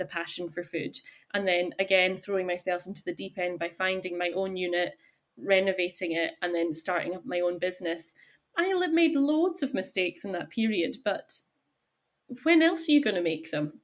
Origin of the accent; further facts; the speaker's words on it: Isle of Skye, Scotland, United Kingdom; I am born and bred on Skye, and I grew up in a hotel